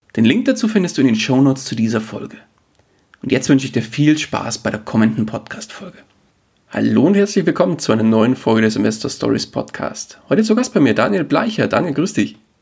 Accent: Bavaria, Germany; wir kommen beide aus Bayern

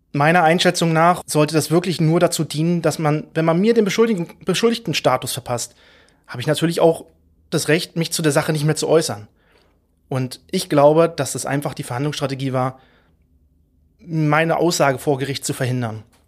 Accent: Mecklenburg-Vorpommern, Germany; now in Berlin, Germany; ich bin stolzer Mecklenburger und lebe und arbeite in Berlin

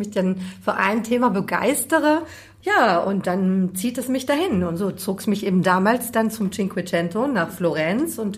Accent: Bavaria, Germany; born there; Nein, so soll es natürlich nicht rüberkommen. Ja, ich bin in Bayern geboren.

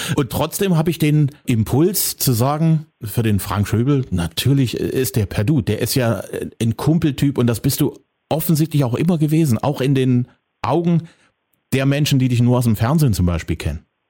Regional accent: the East, eastern Germany, Germany; hier bei uns im Osten

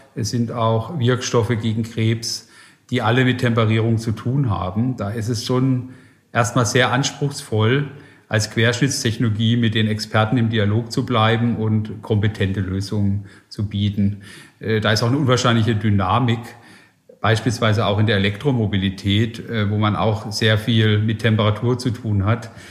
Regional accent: Germany; also born or lived in Silicon Valley, United States; Geografisch bin ich jetzt gerade ein bisschen auf dem Deutschland-Trip und probiere auch in meiner Heimat Innovation nach vorne zu bringen

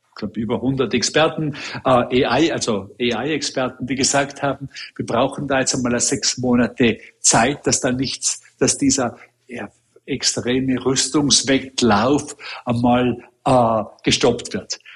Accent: Austria; also born or lived in Hong Kong; now in New York, United States; als Österreicher selber

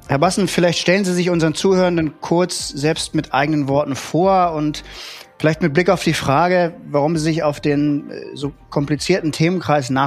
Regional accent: Northern Germany, Germany; also born or lived in Hamburg; Segeln, ähm, was man als Norddeutscher so macht, äh, wenn man das Meer vor der Haustür hat.

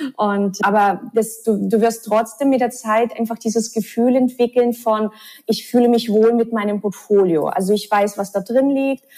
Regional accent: Russia; moved away; ich bin ja in Russland aufgewachsen

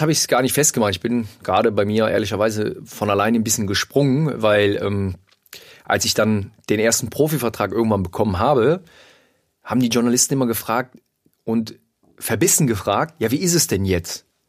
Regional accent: Mönchengladbach, North Rhine-Westphalia, Germany; ich komme aus Mönchengladbach

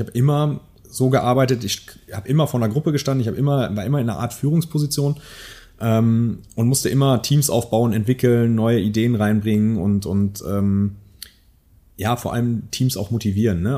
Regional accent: Münsterland, North Rhine-Westphalia, Germany; moved away as an adult; also born or lived in Silicon Valley; ich bin ja selber Münsterländer, äh, ja. Urmünsterländer

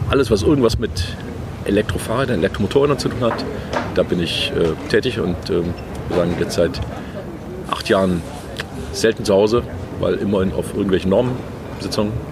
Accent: Stuttgart, Baden-Württemberg, Germany; Also ich komme aus Stuttgart.

